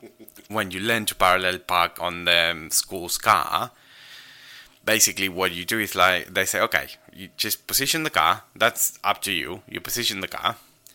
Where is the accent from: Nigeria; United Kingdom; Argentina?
Argentina; English is a second language; in order to pass your driving test in Argentina, particularly in my hometown, you have to parallel park